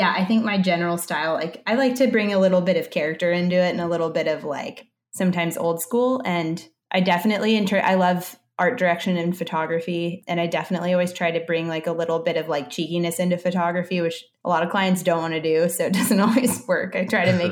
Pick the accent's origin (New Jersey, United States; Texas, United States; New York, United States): Texas, United States; Dallas; now in San Francisco, United States; I grew up in Dallas